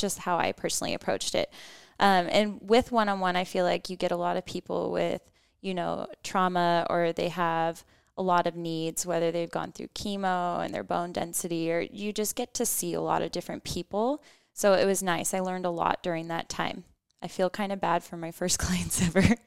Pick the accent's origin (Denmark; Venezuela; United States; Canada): United States; we're American